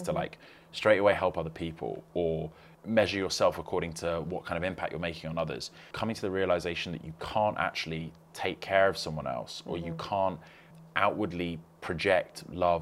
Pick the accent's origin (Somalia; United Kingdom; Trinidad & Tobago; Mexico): United Kingdom; London; I grew up in West London